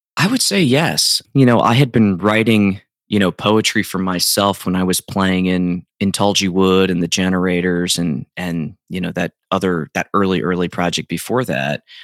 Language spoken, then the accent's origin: English; South Central Pennsylvania, United States; where I grew up in South Central Pennsylvania